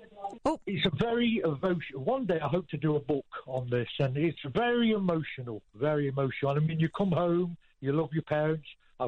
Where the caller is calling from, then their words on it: Nottingham, East Midlands, United Kingdom; from Nottingham.